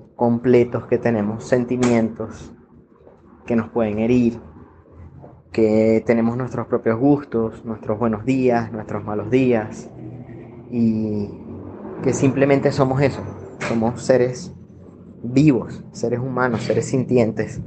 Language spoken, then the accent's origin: Spanish; Venezuela; moved away as an adult; now in Colombia; soy venezolano. Llegué a Colombia el 16 de enero del 2018.